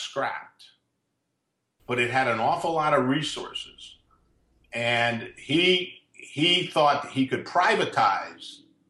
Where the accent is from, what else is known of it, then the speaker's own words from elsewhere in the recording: Long Island, New York, United States; I grew up in Long Island. So I'm not always the, you know, the nicest guy.